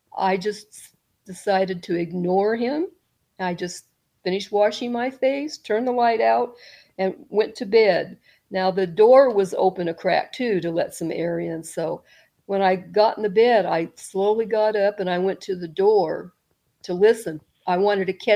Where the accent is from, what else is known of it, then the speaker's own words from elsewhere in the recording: California, United States; now in Southern Illinois, United States; I'm from California